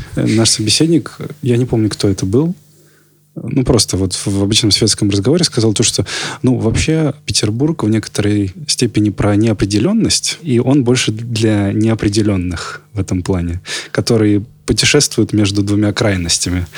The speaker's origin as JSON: {"language": "Russian", "region": "Almaty", "country": "Kazakhstan", "tie": "born or raised there", "also_born_or_lived": "Volgograd, Russia", "moved": "yes", "lives_now": "Saint Petersburg, Russia", "said": "Вот я из Алматы родом"}